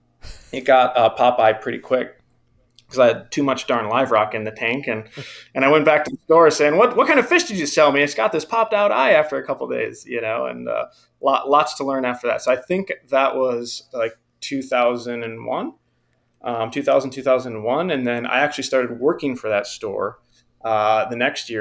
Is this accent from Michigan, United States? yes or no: yes; Southeast Michigan, United States; I'm from Michigan, Southeast Michigan.